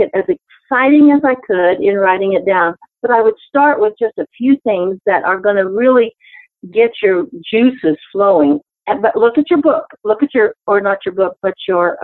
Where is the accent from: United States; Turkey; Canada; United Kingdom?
United States; Memphis, Tennessee; I was born in Memphis, Tennessee